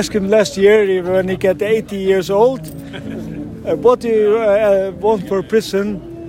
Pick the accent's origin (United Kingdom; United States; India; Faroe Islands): Faroe Islands; I'm from Faroe Island.